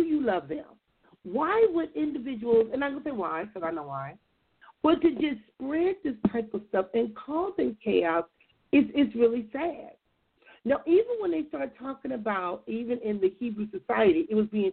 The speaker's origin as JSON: {"language": "English", "town": "Compton", "region": "California", "country": "United States", "tie": "born or raised there", "said": "a kid growing up in Compton"}